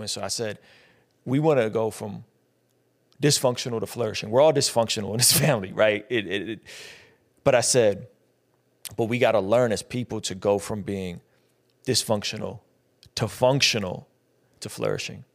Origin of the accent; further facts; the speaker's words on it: San Diego, California, United States; also born or lived in Azerbaijan; I was born in Azerbaijan, which is right off the Caspian Sea, used to be a part of the former Soviet Union.